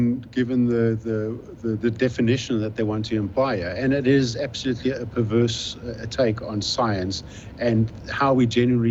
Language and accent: English; South Africa; I'm from South Africa